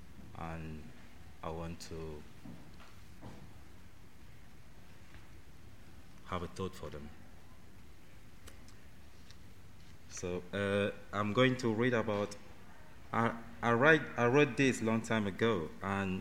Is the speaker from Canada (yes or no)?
no; Cameroon; now in United Kingdom; I'm from Cameroon